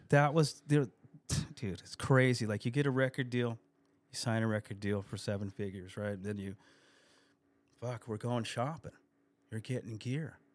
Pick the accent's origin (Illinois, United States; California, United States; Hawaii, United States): California, United States; El Cajon; I grew up on Narenka Street, Narenka and First Street in El Cajon